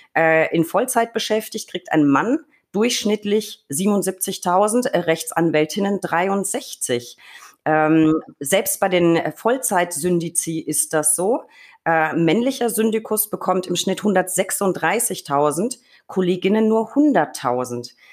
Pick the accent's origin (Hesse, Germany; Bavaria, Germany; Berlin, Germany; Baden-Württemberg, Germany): Bavaria, Germany; Franconia; bei uns in Franken